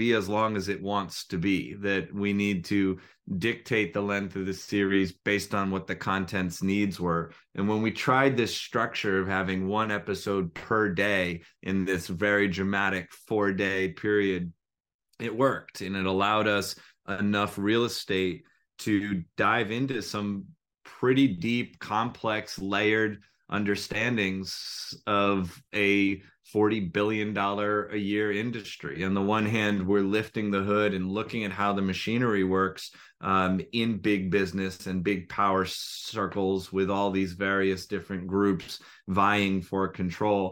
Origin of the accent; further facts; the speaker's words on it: United States; an American who is a soccer fan, a football fan, and played soccer